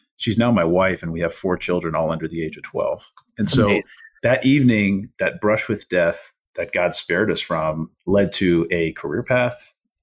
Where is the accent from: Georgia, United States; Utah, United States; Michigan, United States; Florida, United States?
Florida, United States; Pasco County; also born or lived in Tampa; my hometown in Pasco County